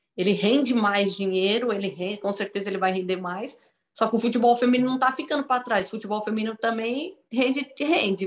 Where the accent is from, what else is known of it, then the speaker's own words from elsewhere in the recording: São Paulo, Brazil; moved away as an adult; also born or lived in Paraná / Foz do Iguaçu / Araraquara / São José dos Campos; now in Rome, Italy; eu sou de São Paulo